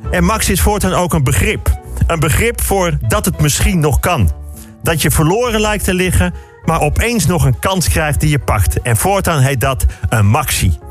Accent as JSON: {"language": "Dutch", "town": "Amsterdam", "region": "North Holland", "country": "Netherlands", "said": "Ik kom uit Amsterdam"}